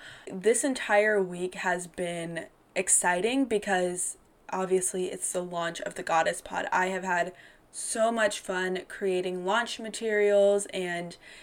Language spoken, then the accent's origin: English; North Carolina, United States; also born or lived in Georgia; an Indian American woman who, you know, I was a former Miss North Carolina Teen USA